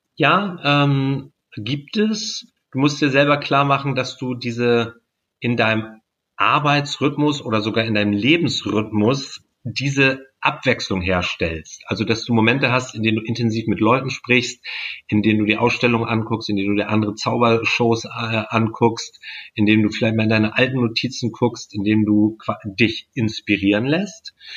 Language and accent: German; Stockelsdorf, Schleswig-Holstein, Germany; Ich komme aus Stockelsdorf